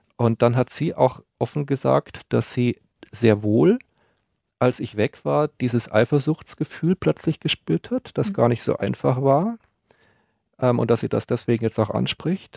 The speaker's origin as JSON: {"language": "German", "town": "Munich", "region": "Bavaria", "country": "Germany", "said": "meiner Heimat München"}